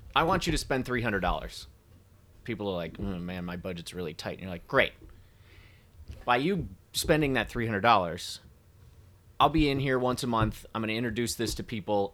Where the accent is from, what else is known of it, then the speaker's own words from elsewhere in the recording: Traverse City, Michigan, United States; moved away; I grew up in Traverse City